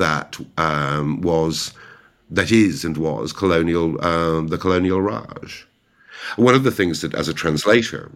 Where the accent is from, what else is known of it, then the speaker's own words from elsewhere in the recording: Ireland; now in London, United Kingdom; as an Irish translator